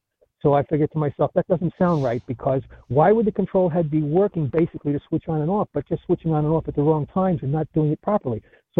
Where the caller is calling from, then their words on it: Charleston, South Carolina, United States; also born or lived in Germany; Charleston, South Carolina. I live on James Island.